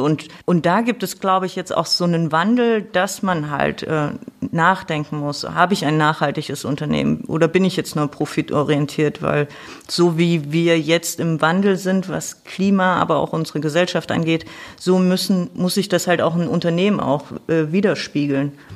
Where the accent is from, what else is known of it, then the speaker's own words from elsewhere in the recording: Thuringia, Germany; moved away; ursprünglich komme ich aus Thüringen. Ich bin sozusagen noch in der DDR geboren